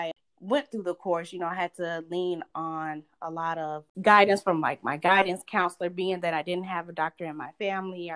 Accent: Lithonia, Georgia, United States; moved away as an adult; also born or lived in Florida; I'm originally from Atlanta, Georgia. More specifically, I grew up in Lithonia, Georgia, right outside of Atlanta

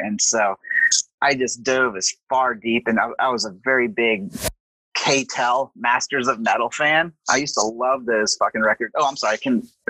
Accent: Southern US, United States; And then, you know, I'm from the South. So, you know, why not?

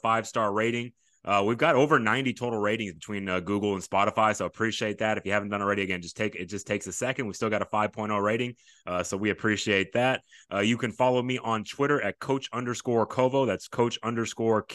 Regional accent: Sugar Land, Texas, United States; I'm from the Sugar Land area, I'm from Fort Bend, played at Fort Bend Austin in high school

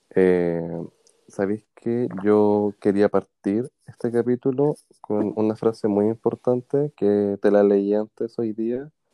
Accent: Puente Alto, Santiago Metropolitan Region, Chile; me encantaba igual allá en Puente Alto, yo soy de Puente Alto

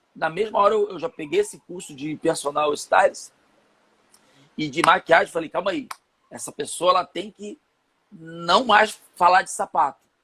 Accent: São Gonçalo, Rio de Janeiro, Brazil; Eu sou de São Gonçalo, é, então aqui do, no, no, Rio de Janeiro

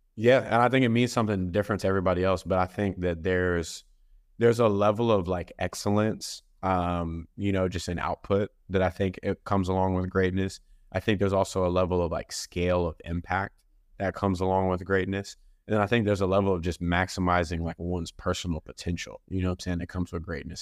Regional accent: Dallas, Texas, United States; I'm originally from Dallas, Texas

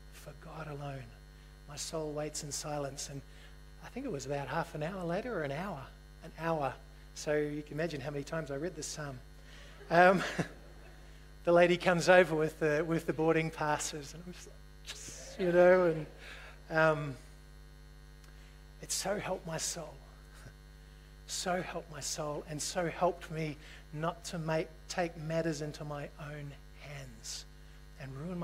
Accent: New Zealand; moved away; also born or lived in Australia; I'm a New Zealander.

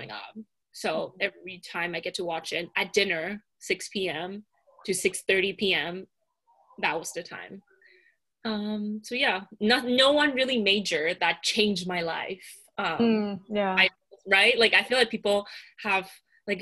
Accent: Taipei, Taiwan; growing up in Taipei

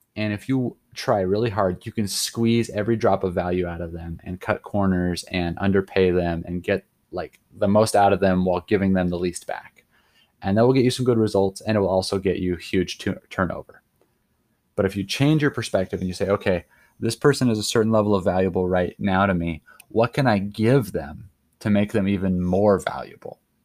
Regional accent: Sandpoint, Idaho, United States; moved away as an adult; also born or lived in Colorado; I grew up in Idaho, so, like, North Idaho

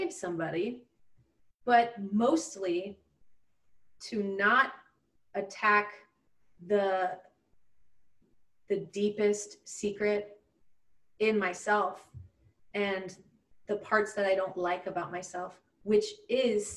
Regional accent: Gulf Coast of Florida, United States; moved away as an adult; also born or lived in Orlando, Florida; now in Los Angeles, United States; I'm from the Gulf Coast of Florida

